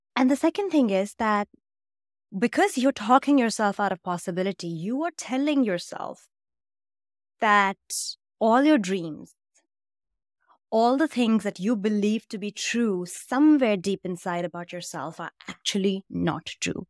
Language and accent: English; India; I grew up in India